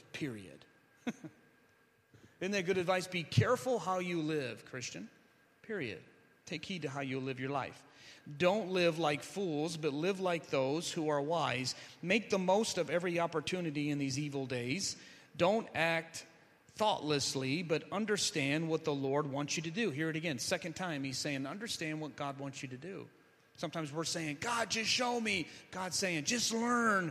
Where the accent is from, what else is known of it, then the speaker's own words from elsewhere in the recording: Ecorse, Michigan, United States; also born or lived in Van Buren, Michigan; I'm from Ecorse, and I'm pastoring a church in Van Buren